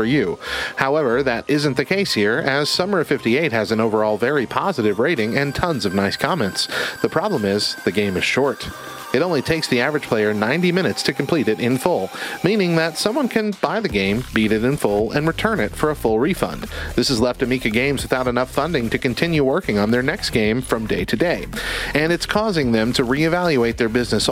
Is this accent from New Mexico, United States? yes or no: yes; Hobbs, New Mexico, United States; I grew up in Hobbs.